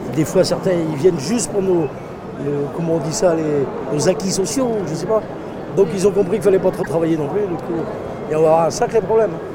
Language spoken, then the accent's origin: French; Brittany, France; je suis breton